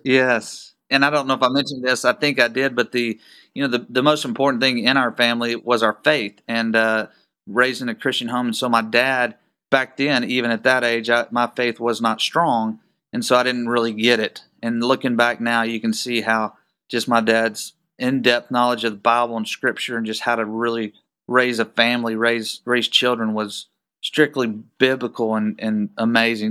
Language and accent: English; Waco, Texas, United States; I was born and raised in Waco, Texas. and, uh, still live here